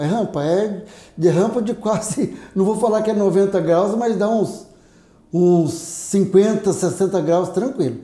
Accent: Paraguaçu Paulista, São Paulo, Brazil; also born or lived in Assis; Sou daqui, nascido e criado aqui em Paraguaçu. Depois eu fui para São Paulo, fiquei 14 anos em São Paulo, me formei, prestei concurso e voltei.

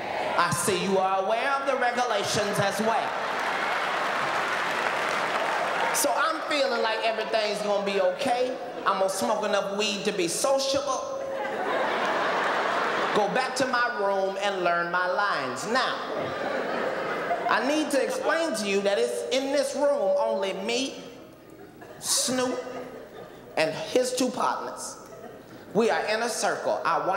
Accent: Avondale, United States; just satellites in my mama house where I grew up in Avondale.

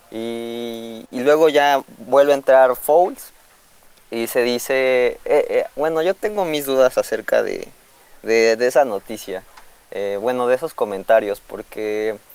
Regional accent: Mexico City, Mexico; Ah, de la Ciudad de México.

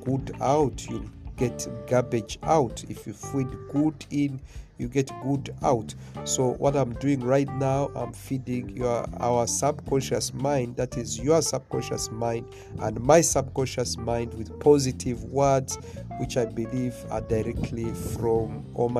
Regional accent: Mombasa, Mombasa County, Kenya; where I grew up in Mombasa, Kenya

